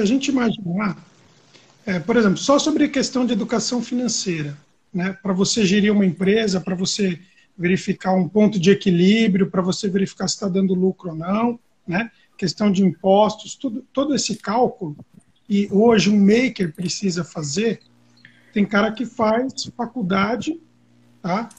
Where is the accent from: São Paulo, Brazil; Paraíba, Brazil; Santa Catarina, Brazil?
São Paulo, Brazil; São Caetano do Sul; Eu moro no ABC, né? eu sou de São Caetano